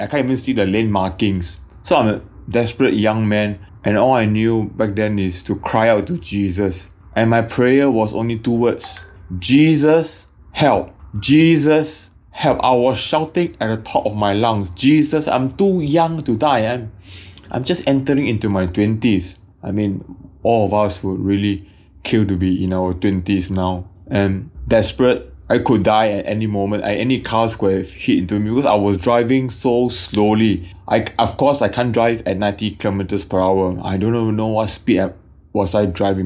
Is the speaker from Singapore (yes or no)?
yes; Singapore; also born or lived in Brisbane, Australia; I'm a Singaporean. Back then was studying in Brisbane